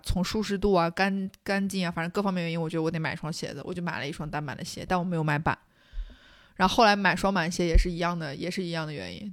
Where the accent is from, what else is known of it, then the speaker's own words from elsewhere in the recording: Xinjiang, China; 我作为一个新疆人